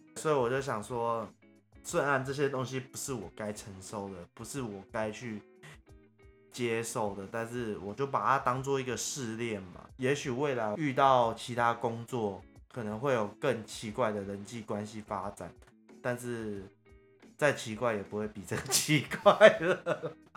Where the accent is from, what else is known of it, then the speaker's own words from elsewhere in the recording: Taiwan; accent: Taiwanese Mandarin; 我有点台湾国语